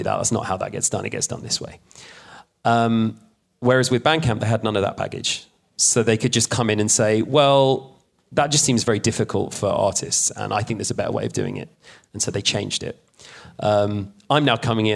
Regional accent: London, United Kingdom; moved away as an adult; also born or lived in Sheffield; I'm now back in my hometown of London

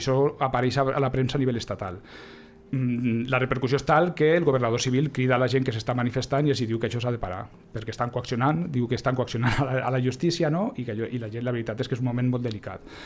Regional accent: Huesca, Aragon, Spain; now in Lleida, Spain; Jo tampoc sóc de Lleida, això és un altre, jo sóc de l'Aragó, jo sóc d'Osca, vinc aquí a finals dels 80

